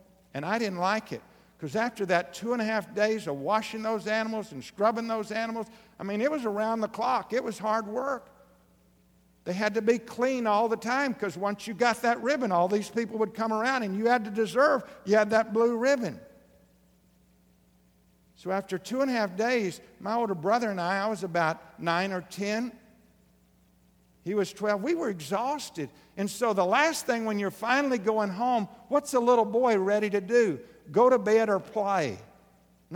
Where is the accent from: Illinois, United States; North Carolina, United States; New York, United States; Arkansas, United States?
Arkansas, United States; Southeast; I grew up in Southeast Arkansas on a little farm